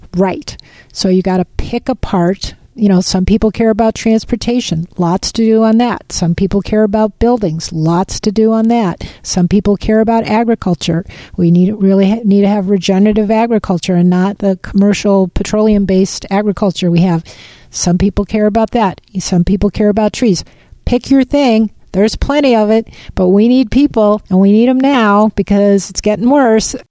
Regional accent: Midwest, United States; also born or lived in Pacific Northwest; now in Washington, United States; I grew up in the Midwest before I moved to the Northwest where I've lived most of my life

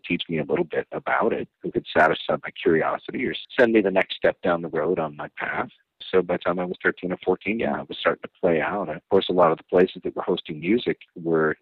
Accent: Rockford, Illinois, United States; I grew up in Rockford, Illinois

